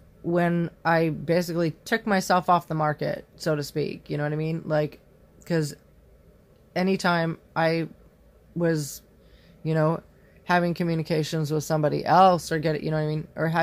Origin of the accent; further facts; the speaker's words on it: Indiana, United States; moved away; the same town that I lived in before I left Indiana